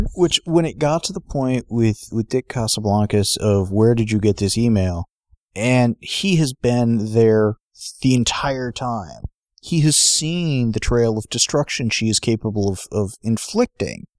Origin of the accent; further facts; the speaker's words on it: San Diego, California, United States; we grew up in San Diego